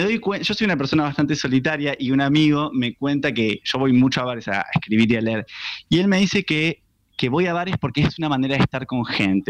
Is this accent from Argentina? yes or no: yes; Buenos Aires, Argentina; los argentinos